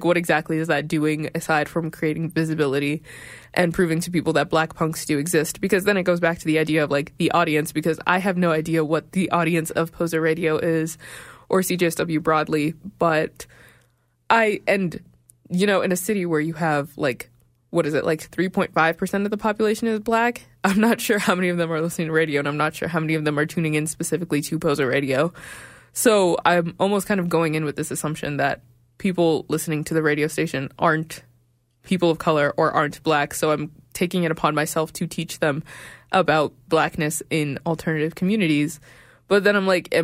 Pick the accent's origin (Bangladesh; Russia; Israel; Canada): Canada; Regina, Saskatchewan; also born or lived in Sudan; now in Calgary, Canada; I'm from Sudan, born in Regina